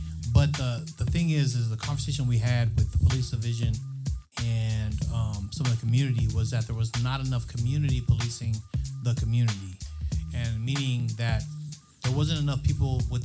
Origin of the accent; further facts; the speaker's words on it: San Diego, California, United States; growing up in Southeast San Diego, it's such a melting pot of people